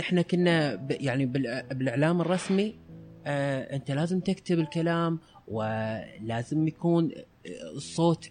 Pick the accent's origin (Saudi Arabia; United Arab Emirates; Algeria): United Arab Emirates; عندنا بالإمارات